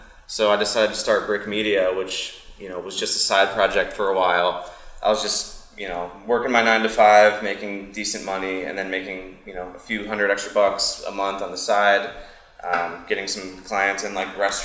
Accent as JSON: {"language": "English", "town": "Pittsburgh", "region": "Pennsylvania", "country": "United States", "tie": "born or raised there", "moved": "yes", "lives_now": "Tampa Bay area, United States", "said": "I was raised in Pennsylvania, right outside of Pittsburgh"}